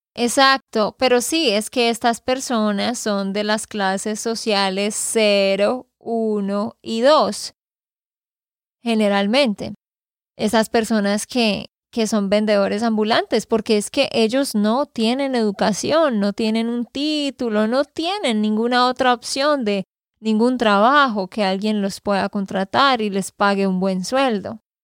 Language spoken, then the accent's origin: Spanish; Santander, Colombia; de Santander, Colombia